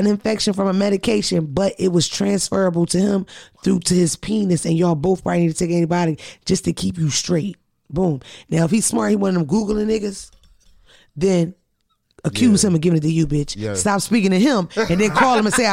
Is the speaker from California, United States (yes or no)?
no; Philadelphia, Pennsylvania, United States; Shout out to Philadelphia because I'm from Philly